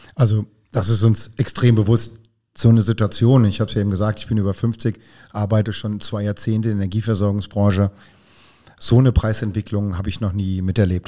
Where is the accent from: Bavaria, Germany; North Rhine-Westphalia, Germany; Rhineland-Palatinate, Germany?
Rhineland-Palatinate, Germany; Hunsrück; now in Vallendar, Germany; ansonsten ein Kind der Region, denn ich stamme aus dem Hunsrück